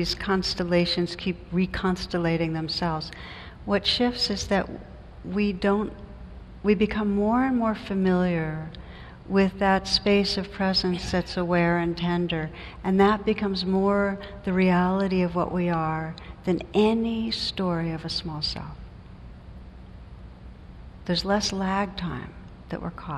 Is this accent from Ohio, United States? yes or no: no; New Jersey, United States; moved away; I come from New Jersey